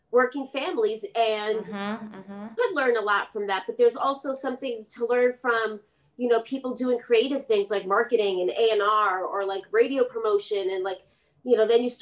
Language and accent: English; New York City, New York, United States; also born or lived in Cupertino / Puerto Rico; Brooklyn girl